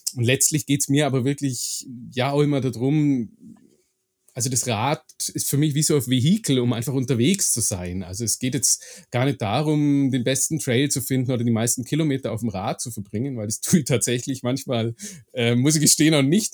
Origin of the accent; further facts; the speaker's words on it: Augsburg, Bavaria, Germany; ich bin gebürtig aus Augsburg